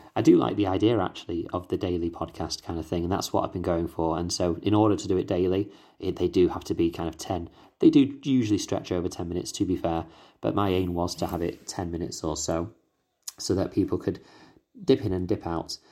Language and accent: English; United Kingdom; accent: British